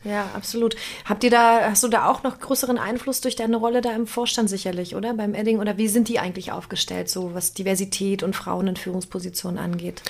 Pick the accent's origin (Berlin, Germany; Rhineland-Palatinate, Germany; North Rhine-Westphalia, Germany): Berlin, Germany; sowohl gebürtige Berlinerin als auch aus dem Osten.